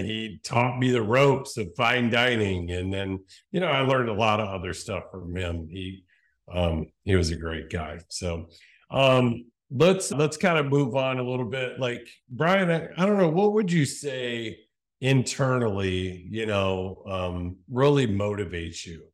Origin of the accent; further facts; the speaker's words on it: Cleveland, Ohio, United States; We're both Cleveland boys, born and raised